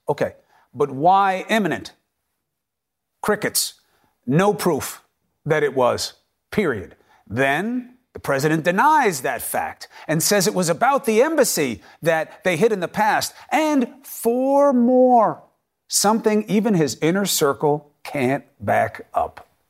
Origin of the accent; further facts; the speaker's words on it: New York City, New York, United States; I'm from Queens